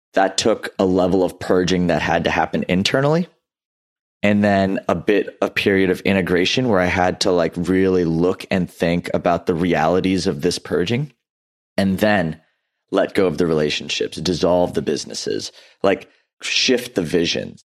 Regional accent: Houston, Texas, United States; also born or lived in Louisiana; I grew up in Southeast Houston

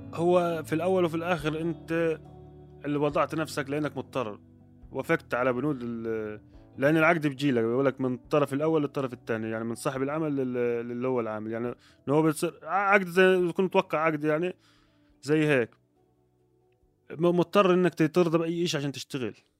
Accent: Egypt; moved away as an adult; now in Jordan; انا كمصري

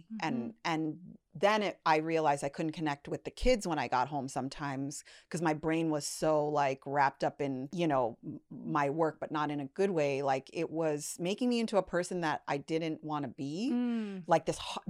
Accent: Toronto, Ontario, Canada; now in Los Angeles, United States; know, I grew up in Toronto. That's not a big, at the time, it wasn't a big industry there.

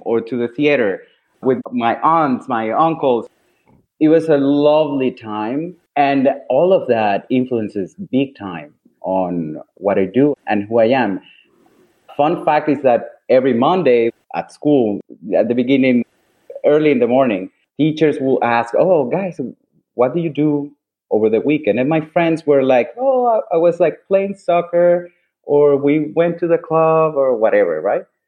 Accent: Caracas, Capital District, Venezuela; moved away as an adult; also born or lived in Milan, Italy; now in New York City, United States; I'm originally from Caracas, Venezuela.

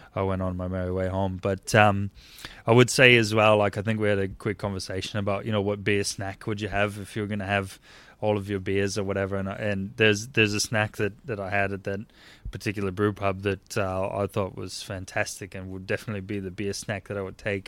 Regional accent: northern Indiana, United States; moved away as an adult; also born or lived in Chicago, Illinois; now in Australia; I grew up in Indiana, northern part of Indiana, and right outside of Chicago

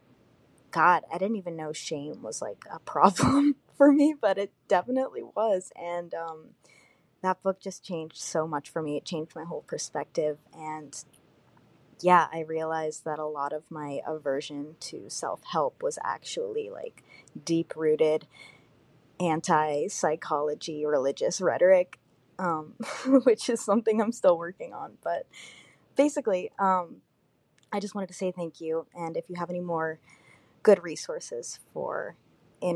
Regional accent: Virginia, United States; I'm from Virginia

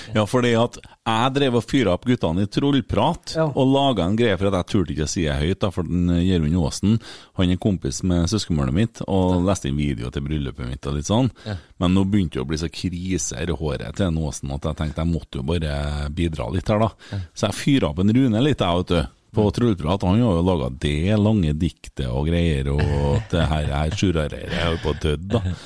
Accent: Bjugn, Trøndelag, Norway; jeg er jo fra Bjugn, og det er jo lenger og lenger ut

